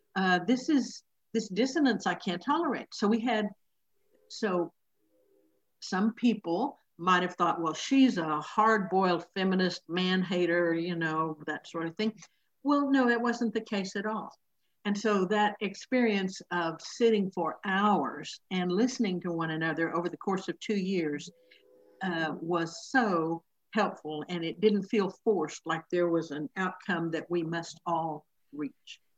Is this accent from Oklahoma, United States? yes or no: yes; Oklahoma, United States; this is the church where I grew up here in Oklahoma